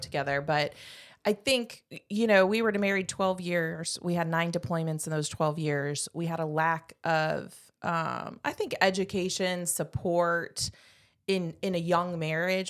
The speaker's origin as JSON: {"language": "English", "region": "Indiana", "country": "United States", "tie": "born or raised there", "also_born_or_lived": "North Carolina", "moved": "as an adult", "said": "I am from Indiana originally, and, um, lived there most of my life"}